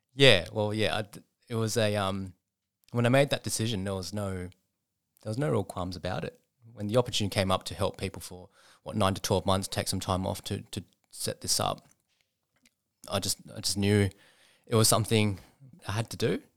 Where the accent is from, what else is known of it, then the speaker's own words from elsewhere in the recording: Sydney, New South Wales, Australia; I was, um, raised in a suburb called Epping, up in the northwest of Sydney